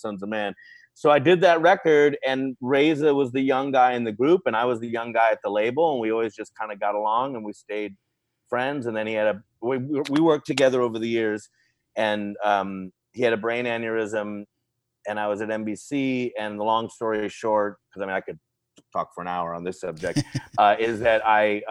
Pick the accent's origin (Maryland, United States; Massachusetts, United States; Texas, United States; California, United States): California, United States; Los Angeles; also born or lived in Long Beach / Hollywood / the Valley; Born and raised in Los Angeles